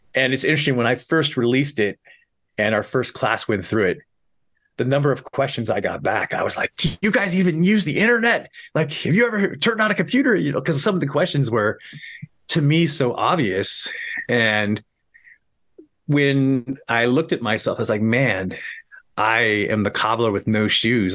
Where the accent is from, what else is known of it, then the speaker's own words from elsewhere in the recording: Montana, United States; moved away as an adult; also born or lived in New York City; I'm from Montana